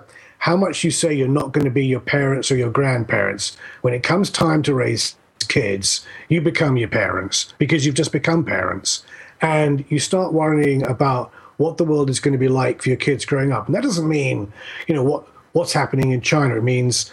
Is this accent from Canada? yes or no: no; United Kingdom; moved away as an adult; now in North Carolina, United States; I'm a dual citizen, I'm both British and American. I live in North Carolina. I've lived there for 10 years now. Been in America for 20.